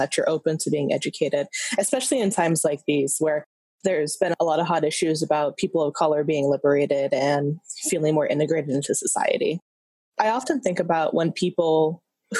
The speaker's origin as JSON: {"language": "English", "region": "California", "country": "United States", "tie": "born or raised there", "said": "I grew up here in California"}